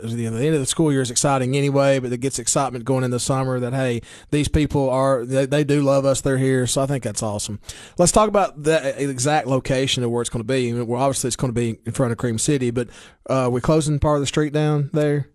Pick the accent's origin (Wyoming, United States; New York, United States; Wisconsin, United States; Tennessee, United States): Tennessee, United States; Baxter; I'm from Putnam County or Baxter or Clover